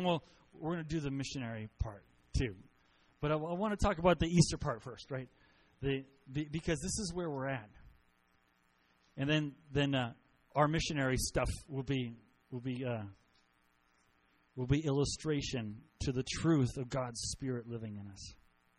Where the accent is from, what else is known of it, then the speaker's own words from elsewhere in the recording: Costa Rica; I grew up in Costa Rica. So my parents were missionaries. My whole growing up life. So I was 4 years old when we went, and I graduated from high school in Costa Rica.